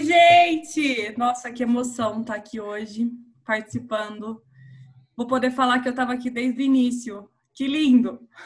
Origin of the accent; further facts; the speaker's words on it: Minas Gerais, Brazil; moved away as an adult; also born or lived in Campinas; now in São Paulo, Brazil; Eu sou de Minas, estudei em Campinas e eu vim para cá